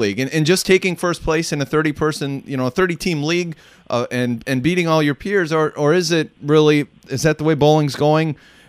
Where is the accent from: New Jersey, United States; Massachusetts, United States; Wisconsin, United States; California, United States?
Wisconsin, United States; now in Northern Virginia, United States; where I grew up bowling in Wisconsin, and it's a smaller little 8-lane center still and such